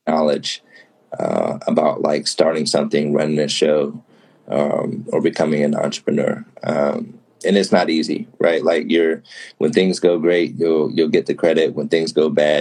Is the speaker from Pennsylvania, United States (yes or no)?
yes; Pittsburgh, Pennsylvania, United States; moved away as an adult; now in Chicago, United States; I'm from Pittsburgh, which is in an East Coast state, but it is a Midwest city